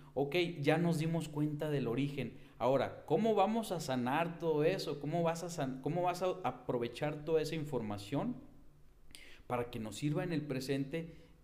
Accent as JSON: {"language": "Spanish", "town": "Hermosillo", "region": "Sonora", "country": "Mexico", "said": "soy de la ciudad de Hermosillo."}